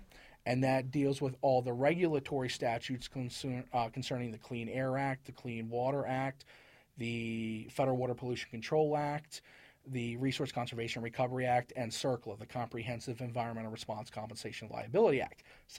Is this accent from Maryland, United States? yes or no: yes; Harford County, Maryland, United States; moved away; I'm from Maryland.